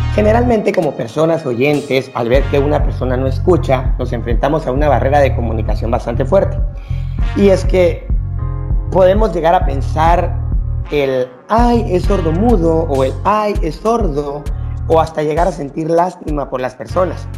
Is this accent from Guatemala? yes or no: yes; Guatemala; vamos a empezar como sociedad guatemalteca